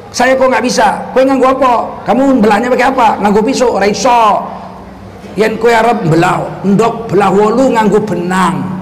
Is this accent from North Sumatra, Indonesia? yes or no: yes; Medan, North Sumatra, Indonesia; Kami orang Medan